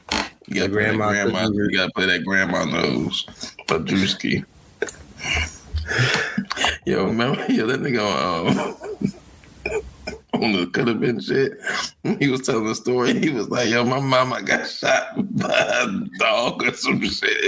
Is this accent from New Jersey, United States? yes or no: no; Maryland, United States; He ain't from the same part of Maryland I'm from.